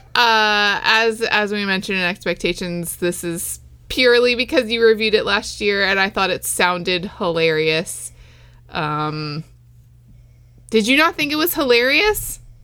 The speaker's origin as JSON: {"language": "English", "town": "West Islip", "region": "New York", "country": "United States", "tie": "born or raised there", "said": "It's my hometown"}